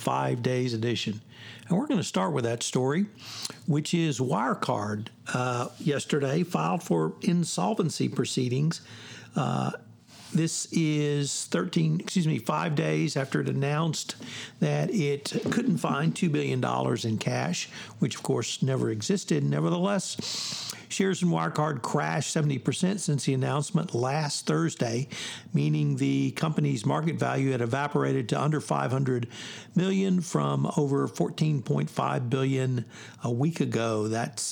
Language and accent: English; the South, United States; as a Southerner